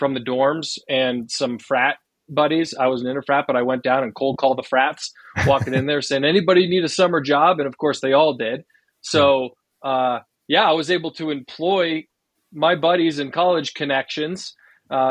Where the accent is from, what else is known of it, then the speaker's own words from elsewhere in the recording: Boulder, Colorado, United States; also born or lived in Salt Lake City, Utah; I grew up in Boulder, Colorado.